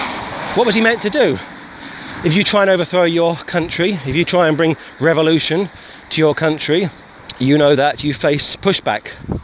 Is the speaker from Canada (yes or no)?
no; United Kingdom; at the time I was a Catholic, but I was also a Brit. Now, of course, I'm still the latter, but I'm not the former.